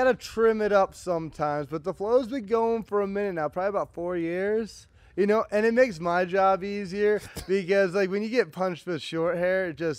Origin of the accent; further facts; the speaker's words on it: Saratoga Springs, New York, United States; moved away; also born or lived in Las Vegas, Nevada / Allentown, Pennsylvania; I'm upstate Saratoga